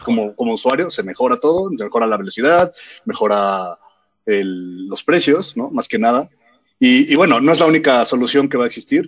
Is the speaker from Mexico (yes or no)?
yes; Mexico; soy mexicano